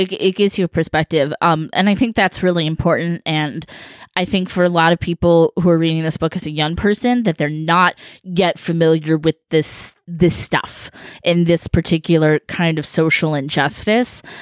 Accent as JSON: {"language": "English", "region": "California", "country": "United States", "said": "a Californian, uh, from Cali"}